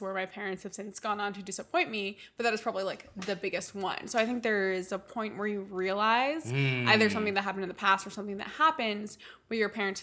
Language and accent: English; New Jersey, United States; I'm from New Jersey